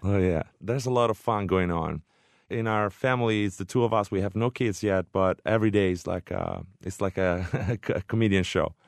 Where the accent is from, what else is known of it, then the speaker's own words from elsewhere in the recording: Orvieto, Umbria, Italy; Orvieto, my hometown